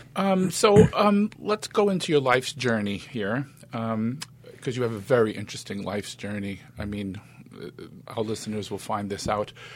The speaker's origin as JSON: {"language": "English", "town": "New York City", "region": "New York", "country": "United States", "tie": "born or raised there", "accent": "East Coast", "said": "I was born in Brooklyn."}